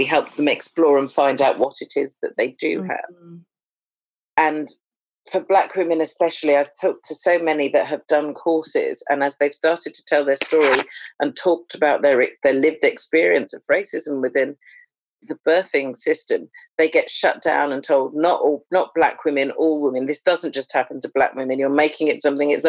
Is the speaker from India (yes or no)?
no; Jamaica; as a Jamaican